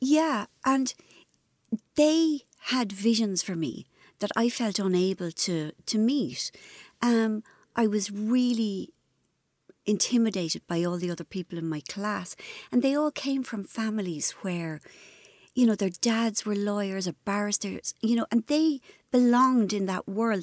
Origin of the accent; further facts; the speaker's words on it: Ireland; I was brought up in Ireland, which was, you know, very religious.